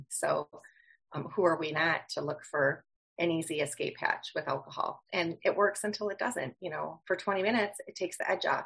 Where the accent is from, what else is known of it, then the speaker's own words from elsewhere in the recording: Wisconsin, United States; I'm from Wisconsin